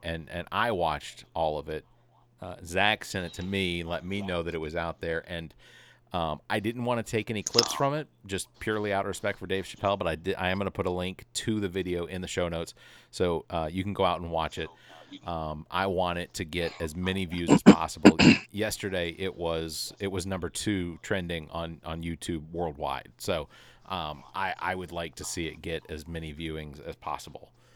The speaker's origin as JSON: {"language": "English", "town": "Atlanta", "region": "Georgia", "country": "United States", "tie": "born or raised there", "said": "I grew up in Atlanta"}